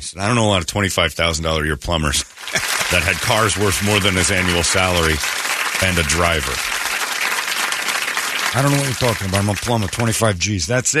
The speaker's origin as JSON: {"language": "English", "town": "Mesa", "region": "Arizona", "country": "United States", "tie": "born or raised there", "said": "I grew up soft. I grew up soft over in Mesa"}